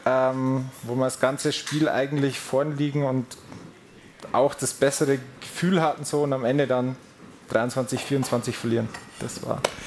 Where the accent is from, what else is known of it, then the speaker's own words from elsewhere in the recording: Furth im Wald, Bavaria, Germany; moved away as an adult; now in Munich, Germany; Ich komme aus der Oberpfalz, Bayerischen Wald, aus Furt im Wald.